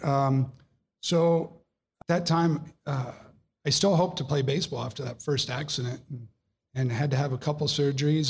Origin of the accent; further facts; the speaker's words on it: Ohio, United States; I was born in Ohio